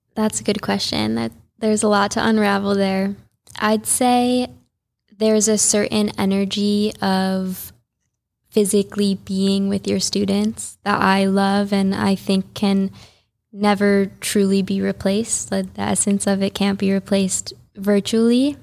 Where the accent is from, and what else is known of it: Highland Park, Illinois, United States; born or raised there; moved away as an adult; also born or lived in San Diego / Costa Rica / Guatemala; now in Juneau, United States